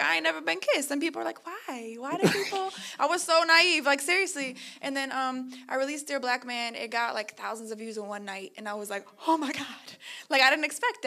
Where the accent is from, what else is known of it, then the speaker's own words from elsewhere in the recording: Chicago, Illinois, United States; now in New York, United States; So I'm from Chicago. I grew up in an all-black neighborhood.